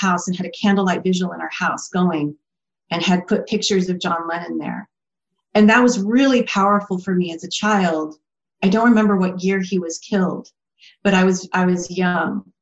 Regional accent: California, United States; born or raised there; also born or lived in Boston, Massachusetts

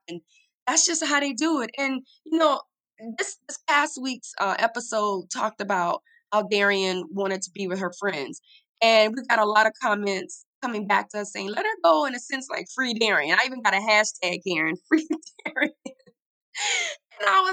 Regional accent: the South, United States; I'm from the South, but I think I was this city girl trapped in this Southern girl's body

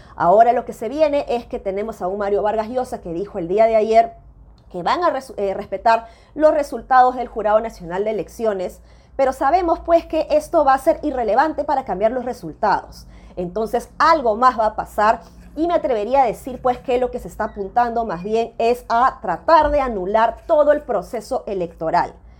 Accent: Peru; nosotros mismos como peruanos

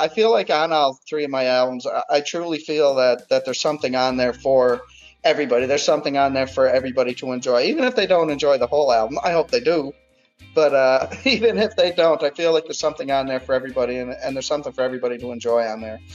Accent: Cape Breton Island, Nova Scotia, Canada; moved away as an adult; also born or lived in Fredericton, New Brunswick; now in Halifax, Canada; born and raised in Cape Breton Island on the east coast of Canada, and I'm based out of Halifax, Nova Scotia, right now

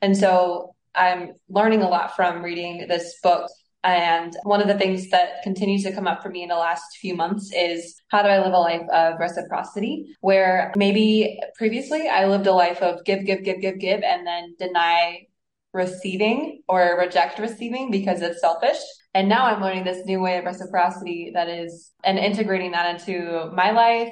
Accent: Mexico City, Mexico; moved away; also born or lived in Indianapolis, Indiana, United States; I was raised in Mexico City, so connecting to the fact that I am Mexican and was raised there

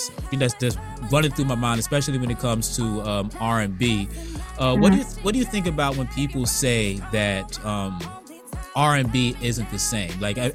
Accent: Virginia Beach, Virginia, United States; also born or lived in Decatur, Georgia; now in Columbus, United States; my hometown of Virginia Beach

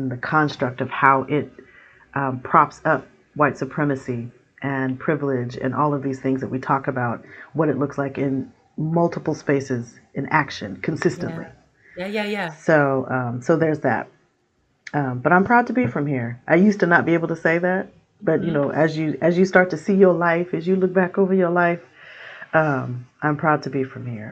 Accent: Portland, Oregon, United States; I am from Portland, Oregon, born and raised, although I've lived other places. Portland is my home.

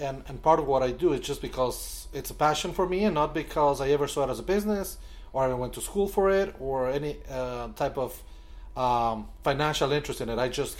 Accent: Quito, Pichincha, Ecuador; also born or lived in Buenos Aires, Argentina; now in Wilton Manors, United States; I'm from Ecuador originally, from Quito, the capital. As you know, I live here in Wilton Manors

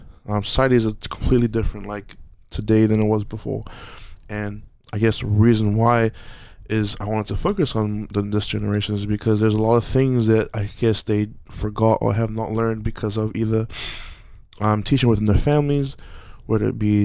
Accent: Auckland, New Zealand; growing up in Aotearoa, growing up in South Auckland, New Zealand

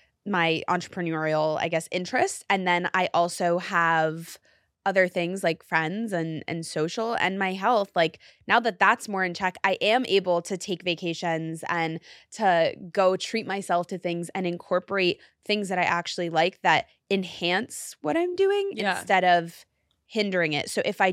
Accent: New York City, New York, United States; I'm a New Yorker, yes, so like, how could, yes, I not?

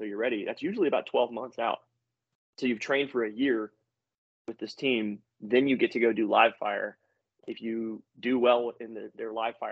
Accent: Louisiana, United States; I'm from the South, you know, from Louisiana

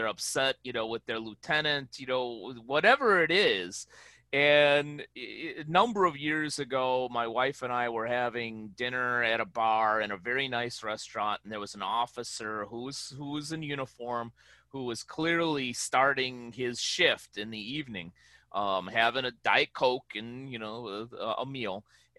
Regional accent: Chicago, Illinois, United States; You know, in my hometown of Chicago, you know, we call those people jagoffs.

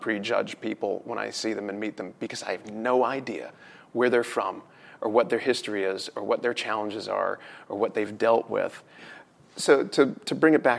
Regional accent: United States; both sides of the family have been here in the States for a minimum of 200 years

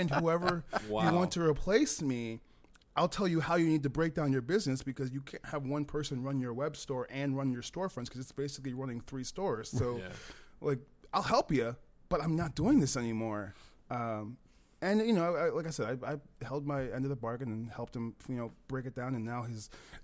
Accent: Hinsdale, Illinois, United States; moved away as an adult; also born or lived in Los Angeles / Orlando; I grew up in Hinsdale, LaGrange area

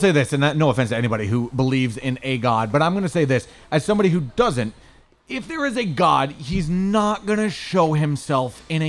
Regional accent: St. Augustine, Florida, United States; moved away; St. Augustine, Florida, my hometown?

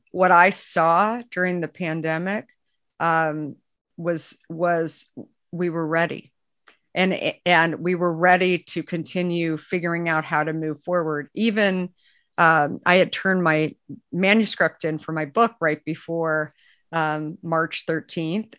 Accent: Arizona, United States; moved away; I grew up in Arizona

